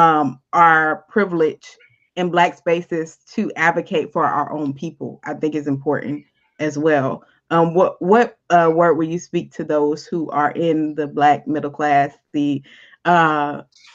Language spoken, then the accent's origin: English; Jacksonville, Florida, United States; born or raised there